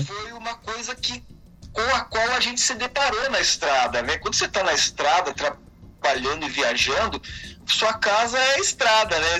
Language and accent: Portuguese; Brazil; quando você está fora né, do, do Brasil, é, você se sente, ao mesmo tempo que mais brasileiro ainda